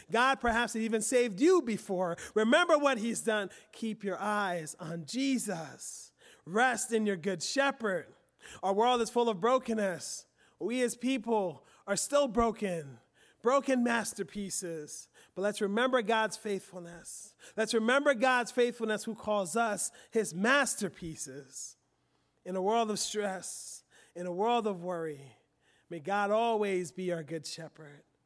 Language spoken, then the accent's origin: English; Philadelphia, Pennsylvania, United States; I grew up in Philly.